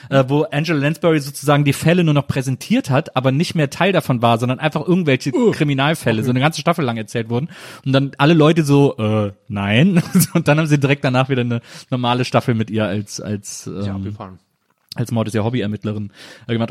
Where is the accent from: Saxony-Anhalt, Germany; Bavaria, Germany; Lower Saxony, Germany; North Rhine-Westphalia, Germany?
North Rhine-Westphalia, Germany; Wesseling; also born or lived in Bonn; now in Berlin, Germany; Ich komme ja aus Wesseling zwischen Köln und Bonn